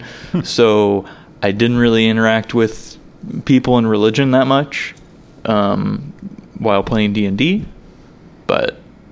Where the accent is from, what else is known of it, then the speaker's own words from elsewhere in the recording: South Carolina, United States; moved away as an adult; I grew up in South Carolina